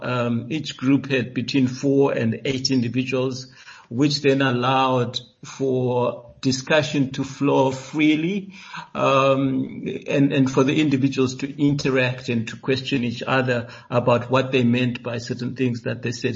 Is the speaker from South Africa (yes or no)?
yes; South Africa; we as South Africans